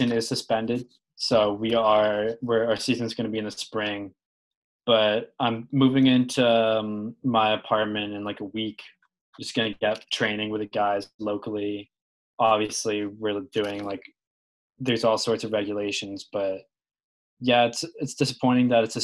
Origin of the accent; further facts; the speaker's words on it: Carlisle, Massachusetts, United States; I'm from Carlisle, Mass